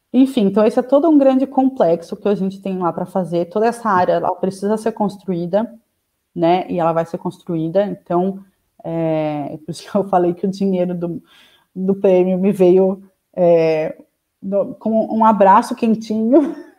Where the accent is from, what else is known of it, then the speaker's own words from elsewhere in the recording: São Paulo, Brazil; also born or lived in Piracaia; sou de São Paulo, capital